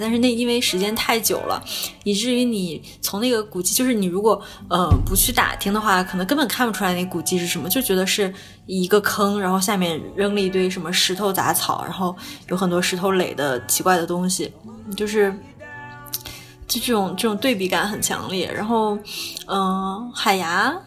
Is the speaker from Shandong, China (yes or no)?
yes; Yantai, Shandong, China; moved away as an adult; 我小时候就是我从十八岁上大学之前就一直在，呃，在烟台